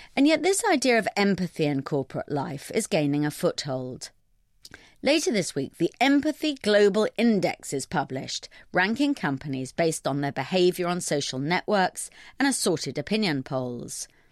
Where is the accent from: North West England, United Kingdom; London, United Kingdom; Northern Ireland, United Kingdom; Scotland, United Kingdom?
London, United Kingdom; I'm a Londoner